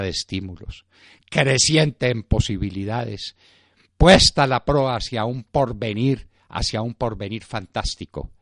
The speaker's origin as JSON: {"language": "Spanish", "country": "Colombia", "said": "Los colombianos somos distintos"}